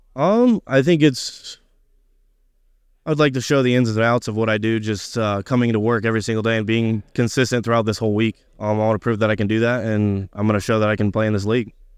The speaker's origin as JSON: {"language": "English", "region": "Indiana", "country": "United States", "moved": "as an adult", "said": "I'm from Indiana, but I do have family in Kansas City"}